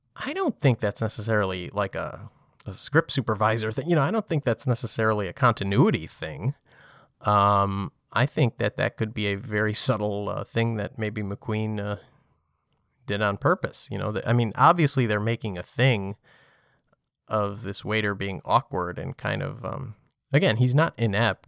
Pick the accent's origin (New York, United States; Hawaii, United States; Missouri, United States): New York, United States; New York City; as a, as a New Yorker. Um, when you live here